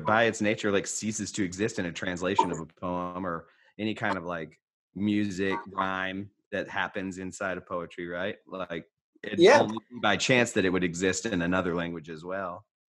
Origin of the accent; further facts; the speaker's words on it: United States; first language English; Because I'm reading it in English because I'm an American and I only speak one language.